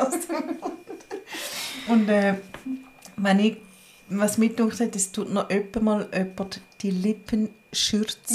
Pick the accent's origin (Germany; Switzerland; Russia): Switzerland; St. Gallen; now in Bern, Switzerland; wir St. Gallerinnen in Bern